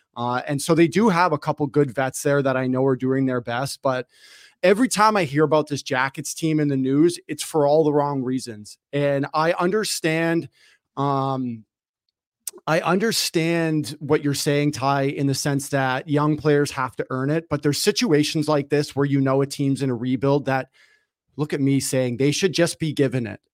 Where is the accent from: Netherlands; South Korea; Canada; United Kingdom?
Canada; Toronto, Ontario; I grew up in Toronto